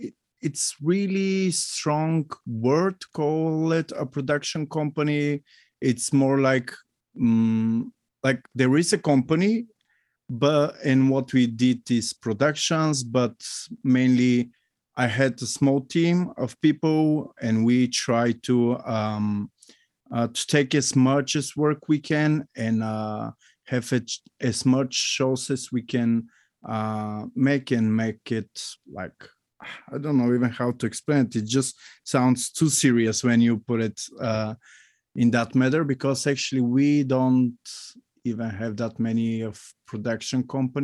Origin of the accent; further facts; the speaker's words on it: Bulgaria; So hi, once more. … from Bulgaria, as Steve mentioned already.